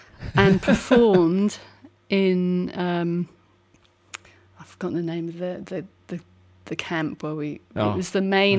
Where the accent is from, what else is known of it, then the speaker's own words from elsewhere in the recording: England, United Kingdom; moved away as an adult; now in Seattle, United States; originally I'm from England, and that's where I spent really, you know, the first part of my life.